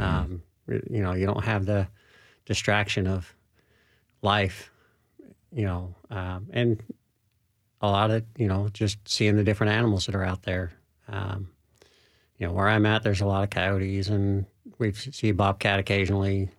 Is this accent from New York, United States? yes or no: no; Utah, United States; now in Middle Tennessee, United States; I'm from Utah originally.